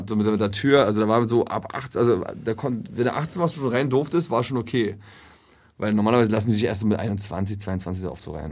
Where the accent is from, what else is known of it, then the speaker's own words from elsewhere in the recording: Traunstein, Bavaria, Germany; Bei mir genau am anderen Ende Deutschlands, unten in, in Traunstein am Chiemsee.